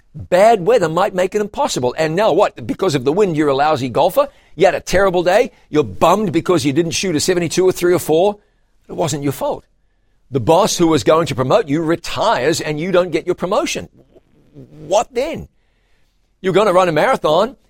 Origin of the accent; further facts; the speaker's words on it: New Zealand; In my home country of New Zealand